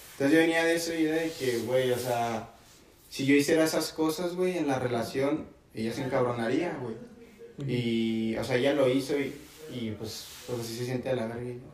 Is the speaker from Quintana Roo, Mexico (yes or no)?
no; Casas Grandes, Chihuahua, Mexico; yo soy de Casas Grandes, nací allá